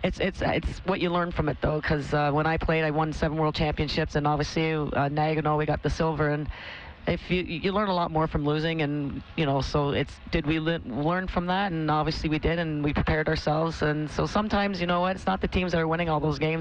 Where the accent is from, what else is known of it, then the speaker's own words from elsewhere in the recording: Canada; also born or lived in Northern Ireland / Toronto; I was born in Northern Ireland, so my parents didn't even know anything about hockey, and obviously when I came over to, we came over to Canada, I was only 9 months old